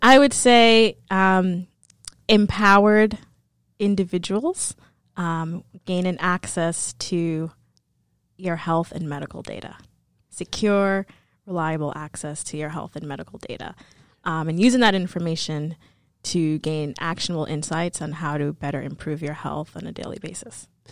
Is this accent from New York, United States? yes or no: yes; New York City, New York, United States; moved away; also born or lived in Atlanta, Georgia; I grew up in New York City, um, specifically the Boogie Down Bronx